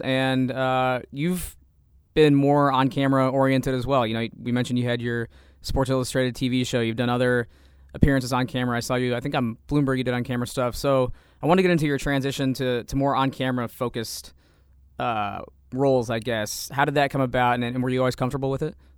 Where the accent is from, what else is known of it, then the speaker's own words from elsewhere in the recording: Savoy, Illinois, United States; also born or lived in Champaign, Illinois; I'm from Champaign, but the, technically my address is in Savoy